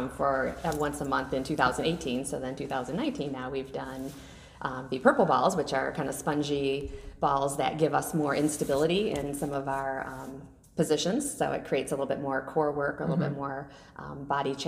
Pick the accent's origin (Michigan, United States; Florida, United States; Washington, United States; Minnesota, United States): Michigan, United States; Sterling Heights; also born or lived in Detroit, Michigan / Berkley, Michigan; I was born in Detroit. So I grew up, started in Berkeley, and then most of my childhood was in Sterling Heights